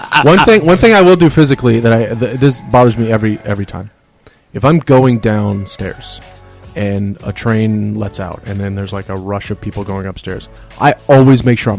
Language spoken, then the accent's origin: English; Lake Charles, Louisiana, United States; moved away as an adult; also born or lived in Tennessee; now in New York City, United States; I was born in Louisiana. I moved here from Tennessee.